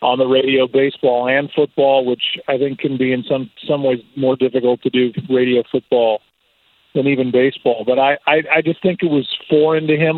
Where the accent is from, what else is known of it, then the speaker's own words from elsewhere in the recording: St. Louis, Missouri, United States; when I was growing up in St. Louis